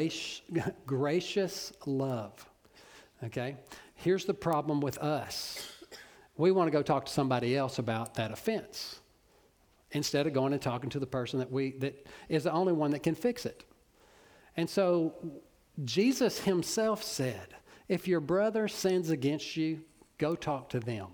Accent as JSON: {"language": "English", "town": "Orange", "region": "Texas", "country": "United States", "said": "I'm from Orange, so I know. You know, I'm from Little Cypress"}